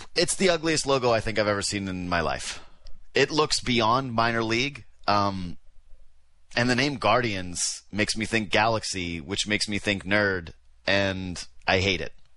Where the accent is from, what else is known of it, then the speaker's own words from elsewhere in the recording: Whitehorse, Yukon, Canada; now in Toronto, Canada; I'm from Whitehorse.